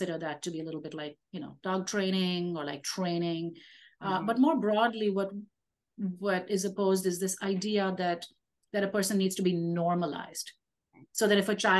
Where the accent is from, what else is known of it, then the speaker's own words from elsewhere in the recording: India; I am Indian, Indian with a capital